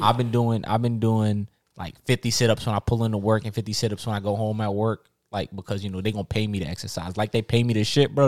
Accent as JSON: {"language": "English", "country": "Jamaica", "said": "I'm Jamaican"}